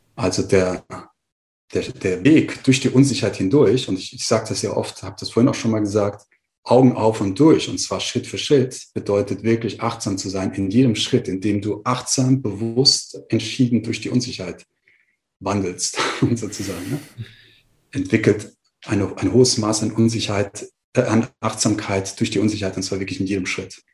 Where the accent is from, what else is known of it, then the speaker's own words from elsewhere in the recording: Frankfurt, Hesse, Germany; also born or lived in Marburg; ich gehe zurück nach Frankfurt, wo ich hergekommen bin oder wo ich herkomme und wo ich gelebt habe in dem Moment